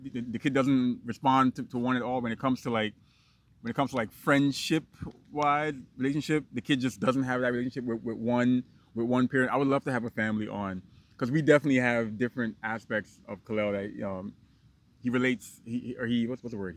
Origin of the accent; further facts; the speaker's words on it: New York City, New York, United States; also born or lived in Guyana; I grew up in Brooklyn